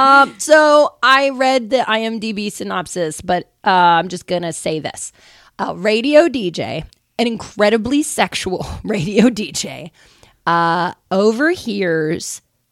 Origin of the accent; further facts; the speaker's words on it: Missouri, United States; I grew up in Missouri.